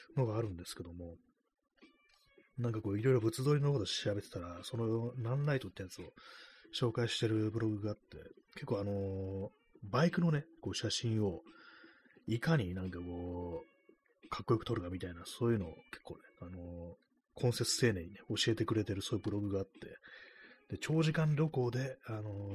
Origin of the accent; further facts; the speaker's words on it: Tokyo, Japan; 東京出身のこう人間